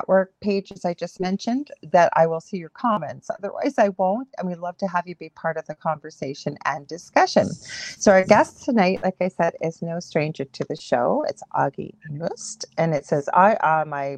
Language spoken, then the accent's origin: English; Canada; I'm a Canadian clairvoyant medium